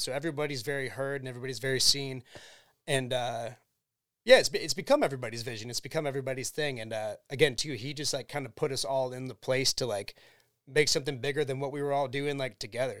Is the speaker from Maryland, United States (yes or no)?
no; Cleveland, Ohio, United States; We'll tell them Cleveland, Ohio